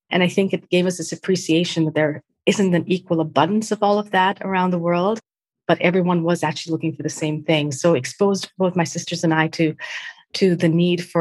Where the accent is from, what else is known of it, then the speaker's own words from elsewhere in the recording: Mumbai, Maharashtra, India; born there; Well, … started or was born in, in Mumbai to parents who are from Goan and Portuguese heritage.